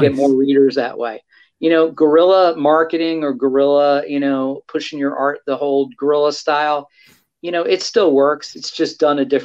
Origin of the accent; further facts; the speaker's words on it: New York City, New York, United States; my post-pubescent high school mind, who was growing up on Staten Island, New York